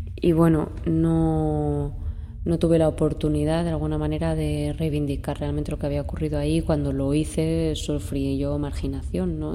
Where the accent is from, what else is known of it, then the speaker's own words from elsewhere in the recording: Ayora, Valencian Community, Spain; moved away as an adult; now in Madrid, Spain; soy una valenciana del 96, tengo ahora 25 años. Y bueno, nací en Ayora, que es un pueblecito pequeño en la comunidad valenciana. Y me vine a Madrid a estudiar dramaturgia y dirección escénica en la Real Escuela Superior